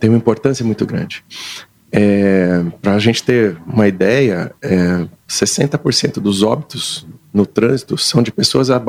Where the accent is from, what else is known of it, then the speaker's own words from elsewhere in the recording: Londrina, Paraná, Brazil; also born or lived in Maringá; Eu sou de Londrina.